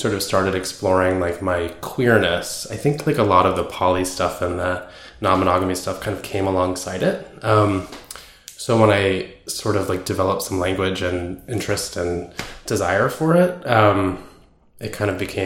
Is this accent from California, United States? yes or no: yes; Bay Area, California, United States; I grew up in the Bay Area, kind of like in a communal sort of house